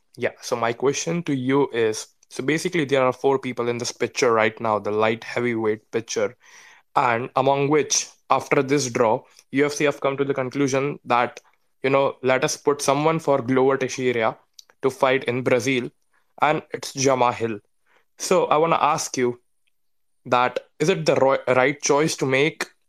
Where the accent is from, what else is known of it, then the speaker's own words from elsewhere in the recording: India; I'm from India